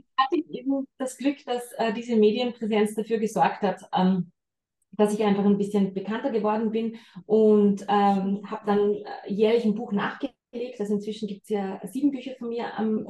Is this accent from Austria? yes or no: yes; Salzburg, Austria; moved away as an adult; also born or lived in Vienna; bin jetzt seit zweieinhalb Jahren wieder in der Heimat. Ich bin Salzburgerin ursprünglicherweise.